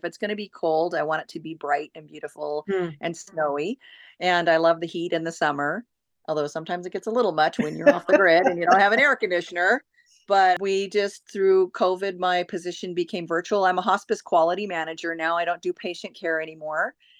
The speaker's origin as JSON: {"language": "English", "town": "Oak Harbor", "region": "Washington", "country": "United States", "tie": "born or raised there", "said": "But mostly I have been in Washington, and I was raised in Oak Harbor, Washington, on Whidbey Island. That's where I graduated high school."}